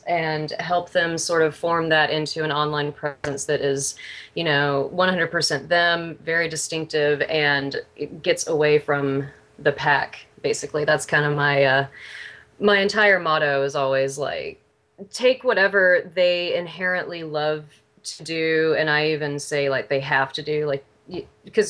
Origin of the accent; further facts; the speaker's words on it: Houston, Texas, United States; moved away as an adult; also born or lived in Austin, Texas; now in Seattle, United States; I'm from Texas originally, though, from Houston